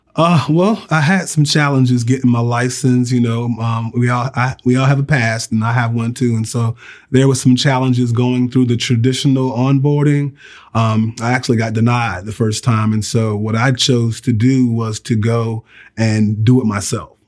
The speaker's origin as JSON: {"language": "English", "region": "Virginia", "country": "United States", "tie": "born or raised there", "moved": "as an adult", "lives_now": "Alabama, United States", "said": "I grew up in Virginia"}